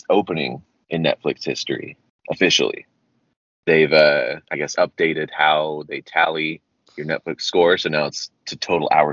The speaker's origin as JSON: {"language": "English", "country": "United States", "said": "I'm an American, uncultured American."}